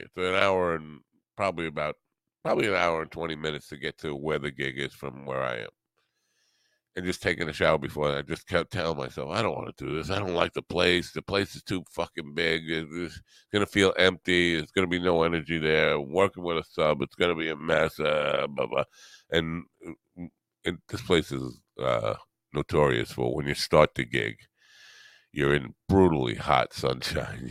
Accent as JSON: {"language": "English", "region": "New York", "country": "United States", "said": "I'm from New York"}